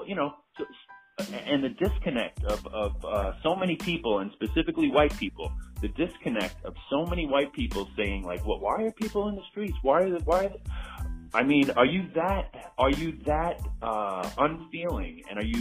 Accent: New York City, New York, United States; I grew up in Belrose, Queens

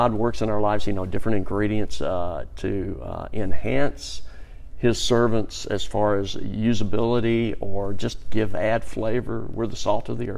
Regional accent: Birmingham, Alabama, United States; I'm from Birmingham. I was born here in 1959. All that transpired in Birmingham, my growing up years

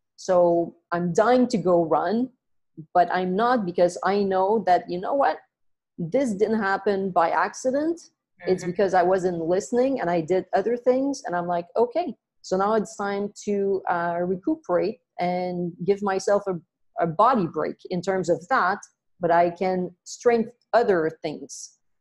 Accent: Montreal, Quebec, Canada; moved away as an adult; now in Vancouver, Canada; I was born and raised in Montreal, in Canada

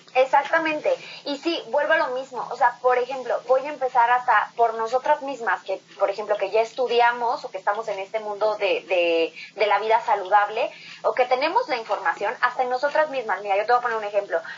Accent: Morelia, Michoacán, Mexico; moved away as an adult; me fui de Morelia a los 17 años, perdón, a los 19 años

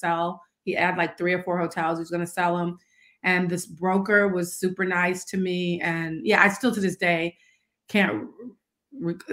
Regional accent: St. Louis, Missouri, United States; moved away; also born or lived in Washington, District of Columbia, United States; I was from St. Louis, but I didn't live there

